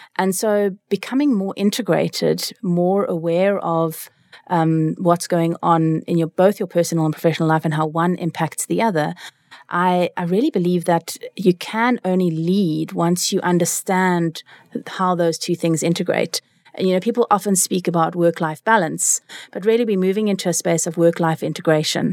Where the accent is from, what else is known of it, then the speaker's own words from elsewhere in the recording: Cape Town, Western Cape, South Africa; also born or lived in California, United States; I am from Cape Town. I grew up here besides a stint in America, where I lived in California